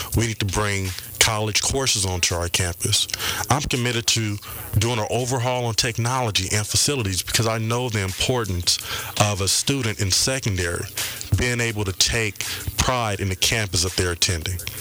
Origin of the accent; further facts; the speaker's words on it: Compton, California, United States; I am a product of Compton. I was raised in Compton.